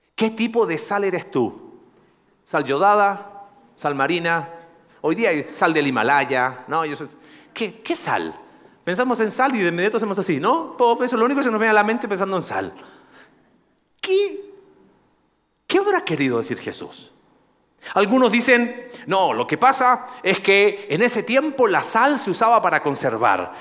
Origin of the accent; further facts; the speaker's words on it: Coquimbo, Chile; moved away; De una ciudad que se llama Coquimbo